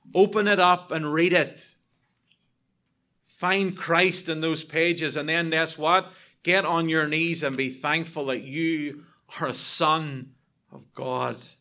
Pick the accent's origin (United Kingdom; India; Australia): United Kingdom; I'm British